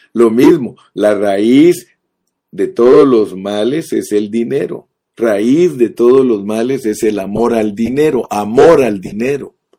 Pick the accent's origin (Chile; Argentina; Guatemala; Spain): Guatemala; Yo nací en Guatemala